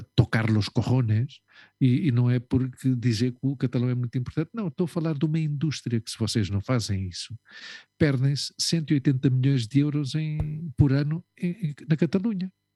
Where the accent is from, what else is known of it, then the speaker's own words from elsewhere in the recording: Lisbon, Portugal; moved away; eu nunca digo que sou de Portugal, eu digo que sou de Lisboa